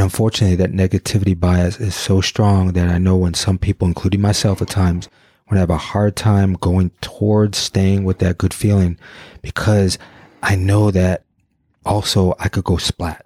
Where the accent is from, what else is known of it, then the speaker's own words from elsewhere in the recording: Detroit, Michigan, United States; I grew up in Detroit.